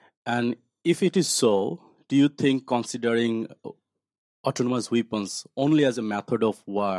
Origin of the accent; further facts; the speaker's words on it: Bangladesh; I'm from Bangladesh.